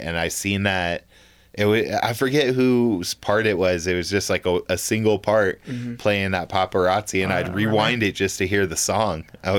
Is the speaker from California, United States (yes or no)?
yes; Southern California, United States; moved away; also born or lived in New Mexico; I was born in New Mexico, but I grew up in Southern California.